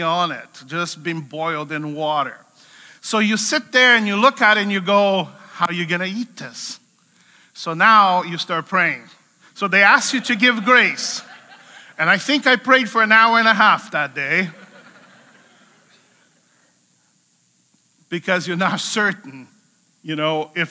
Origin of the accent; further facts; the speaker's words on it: Brazil; I'm from Brazil, so Brazilians are very good at doing barbecue.